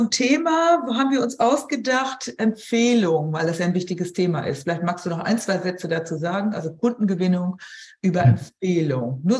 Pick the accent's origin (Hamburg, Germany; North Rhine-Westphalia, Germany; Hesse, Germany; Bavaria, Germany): Hamburg, Germany; Ich sage lieber nichts, ich bin da kleinlaut als Hamburgerin.